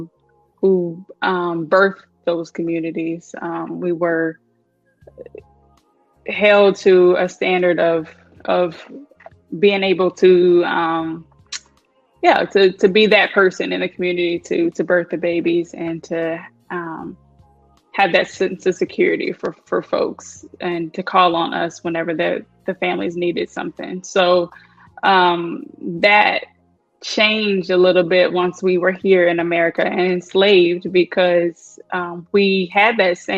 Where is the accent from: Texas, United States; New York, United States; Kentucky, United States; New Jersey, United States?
Kentucky, United States; now in Florida, United States; I am originally from Kentucky. All my people are from Kentucky.